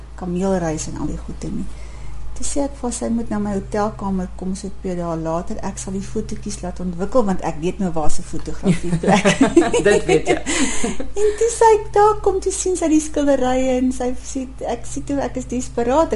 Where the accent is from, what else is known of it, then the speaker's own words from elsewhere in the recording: South Africa; ek is 'n Suid-Afrikaner